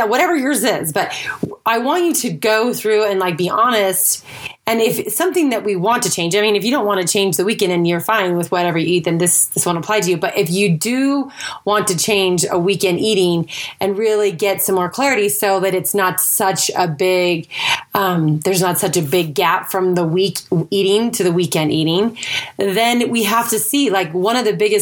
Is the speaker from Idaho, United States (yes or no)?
yes; Idaho, United States; moved away as an adult; also born or lived in Utah / California / Texas / Florida; I grew up in Idaho, and then after high school, I lived in Utah